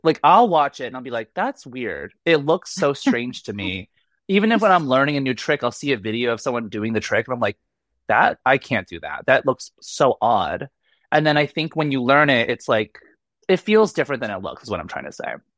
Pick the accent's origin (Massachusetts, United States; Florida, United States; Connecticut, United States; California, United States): Massachusetts, United States; Boston; I'm from Boston